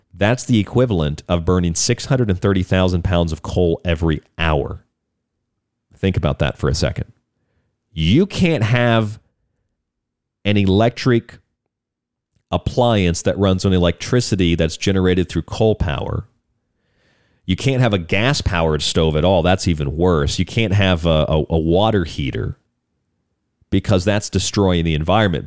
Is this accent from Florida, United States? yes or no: yes; Florida, United States; moved away; also born or lived in Lakeland, Florida / Polk County, Florida / St. Pete Beach, Florida; I grew up in Florida. I lived in a lot of places in Florida. I lived in Lakeland